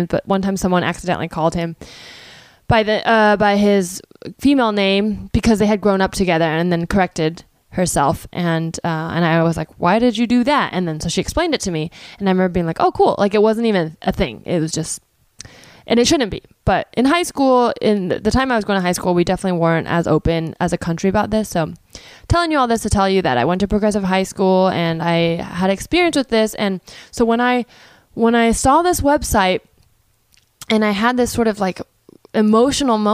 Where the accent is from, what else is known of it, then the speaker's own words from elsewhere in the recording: Palo Alto, California, United States; I grew up in Palo Alto, which is a town in the Bay Area